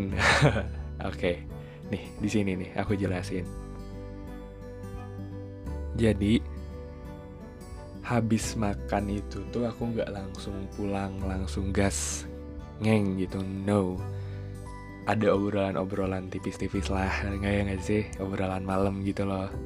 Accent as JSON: {"language": "Indonesian", "town": "Cimahi", "region": "West Java", "country": "Indonesia", "said": "makan di Cimahi aja deh gitu di kotaku"}